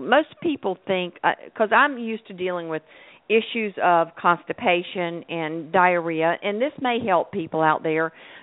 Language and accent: English; North Carolina, United States; moved away; I'm from North Carolina